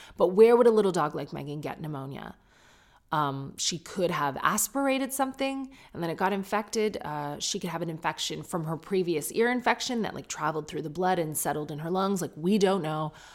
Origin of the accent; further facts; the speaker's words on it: United Kingdom; I'm British